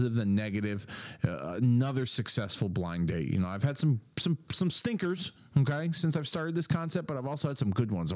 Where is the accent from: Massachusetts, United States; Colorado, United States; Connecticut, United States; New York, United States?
Connecticut, United States; Hartford; my hometown of Hartford, Connecticut.